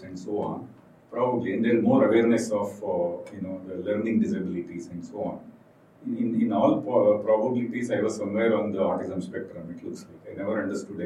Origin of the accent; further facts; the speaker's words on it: Shimoga, Karnataka, India; I am born and brought up in Shimoga, which is a small town